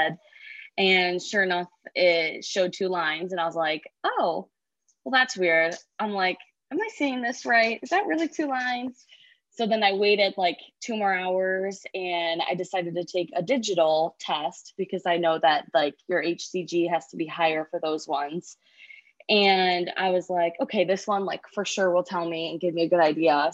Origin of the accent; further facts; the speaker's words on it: Perrysburg, Ohio, United States; now in Oregon, United States; I grew up in Perrysburg